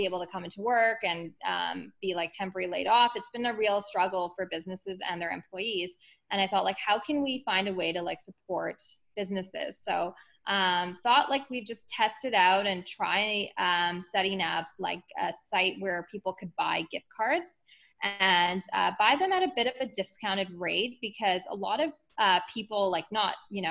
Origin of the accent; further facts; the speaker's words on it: Calgary, Alberta, Canada; I'm actually like born and raised in Calgary.